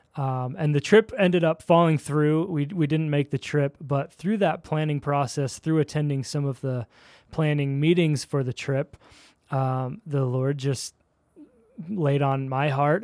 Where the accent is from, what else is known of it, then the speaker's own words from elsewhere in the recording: Philadelphia, Pennsylvania, United States; moved away as an adult; also born or lived in Chicago / Dallas; now in Daybreak, Utah, United States; I'm a Philly kid, uh, East Coast